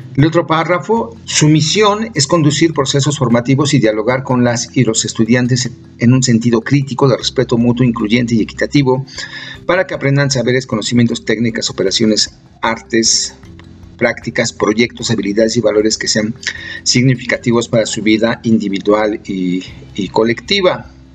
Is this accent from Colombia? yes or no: no; Mexico; como mexicanas, mexicanos